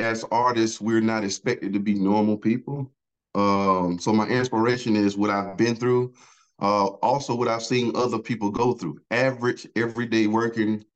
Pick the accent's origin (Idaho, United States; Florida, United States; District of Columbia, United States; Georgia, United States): Georgia, United States; Augusta; I'm from Augusta, Georgia